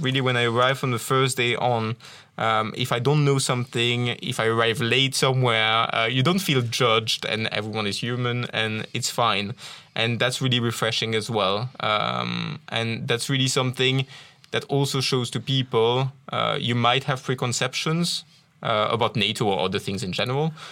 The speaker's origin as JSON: {"language": "English", "town": "Tournai", "region": "Wallonia", "country": "Belgium", "also_born_or_lived": "England / Ireland / Wales", "first_language": "French", "second_language": "English", "moved": "yes", "said": "I originally come from Tournai. So, as you can probably hear from my accent, uh, I'm a French speaker originally"}